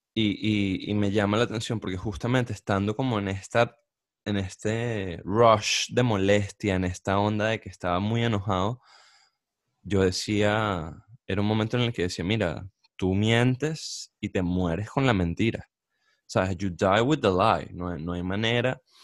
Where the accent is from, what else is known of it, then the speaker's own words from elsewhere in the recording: Barquisimeto, Lara, Venezuela; also born or lived in Caracas, Venezuela; now in United States; nosotros crecimos en Barquisimeto